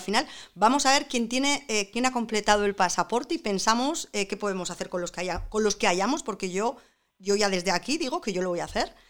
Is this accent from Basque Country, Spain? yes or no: yes; San Sebastián, Basque Country, Spain; como yo, Donosti, que soy donostiarra